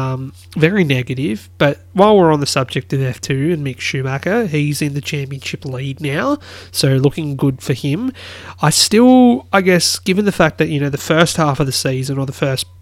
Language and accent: English; Australia; being an Aussie